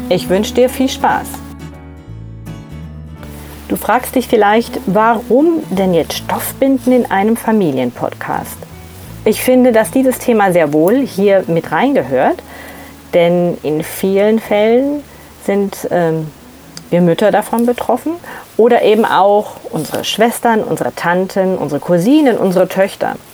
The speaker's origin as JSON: {"language": "German", "town": "Ansbach", "region": "Bavaria", "country": "Germany", "tie": "born or raised there", "said": "also ich bin aufgewachsen in Ansbach in Mittelfranken"}